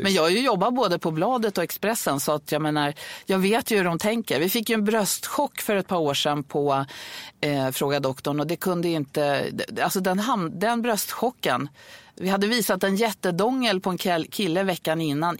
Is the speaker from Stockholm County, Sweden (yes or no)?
yes; Stockholm, Stockholm County, Sweden; jag är född på Södermalm i Stockholm